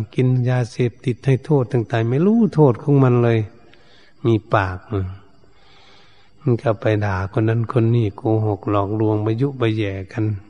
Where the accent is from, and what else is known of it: Thailand